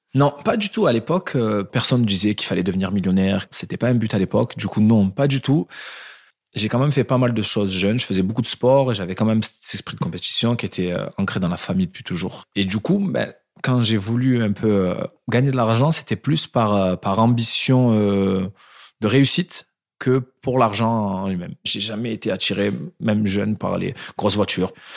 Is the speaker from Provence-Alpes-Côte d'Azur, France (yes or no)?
yes; Marignane, Provence-Alpes-Côte d'Azur, France; Je viens d'une petite ville du sud de la France, de, de Marignane